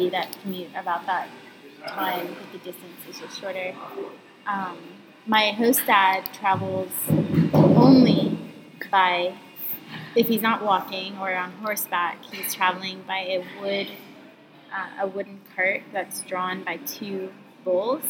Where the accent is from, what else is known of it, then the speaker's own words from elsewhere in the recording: Atlanta, Georgia, United States; accent: southern; moved away as an adult; also born or lived in Northampton, Massachusetts / Bahía Honda, Herrera, Panama; now in Panama; I'm from Atlanta, Georgia. Born and raised inside the perimeter